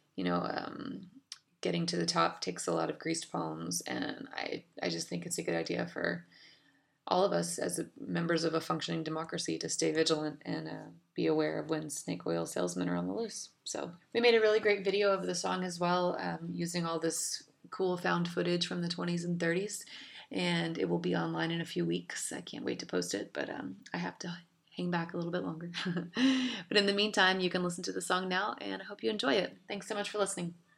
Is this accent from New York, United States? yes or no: no; Dallas, Texas, United States; I'm a songwriter from Dallas, Texas.